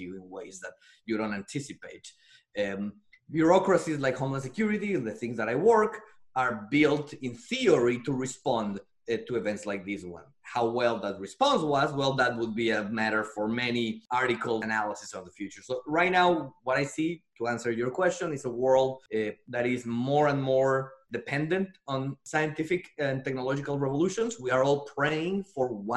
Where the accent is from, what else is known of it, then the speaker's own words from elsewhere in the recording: Mexico; moved away as an adult; also born or lived in Paris, France; now in United States; As you can hear by my accent, I'm Mexican-born. So I was born and raised in Mexico